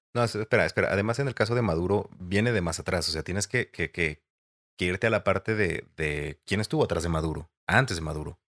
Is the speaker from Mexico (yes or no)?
yes; Mexico; nos está afectando como mexicanos